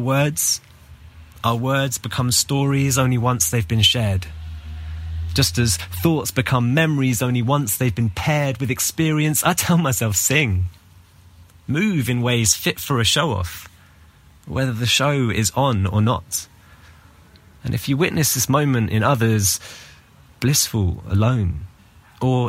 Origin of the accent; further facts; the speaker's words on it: London, United Kingdom; now in Athens, Greece; I'm from London, but currently based in Athens, Greece.